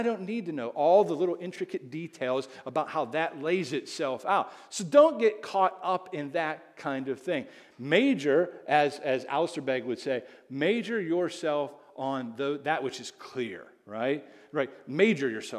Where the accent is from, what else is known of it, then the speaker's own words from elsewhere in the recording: Indiana, Pennsylvania, United States; I'm from Indiana, PA.